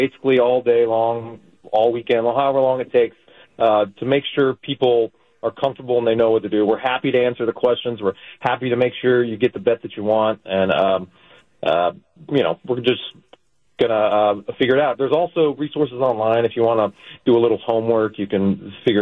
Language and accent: English; Las Vegas, Nevada, United States; moved away as an adult; also born or lived in New York; My home is Las Vegas. That's kind of where I came into myself, I guess. So, but I moved from Las Vegas to New York